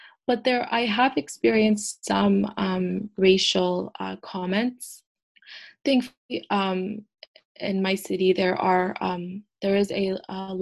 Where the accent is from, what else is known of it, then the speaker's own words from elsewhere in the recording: Canada; first language English; I am first generation, but I do identify as Canadian because it is my home country. It is where I was raised and born